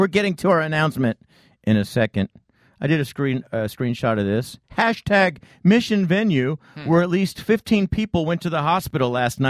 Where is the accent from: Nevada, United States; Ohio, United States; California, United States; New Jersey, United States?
California, United States; Torrey Pines; I grew up in Torrey Pines.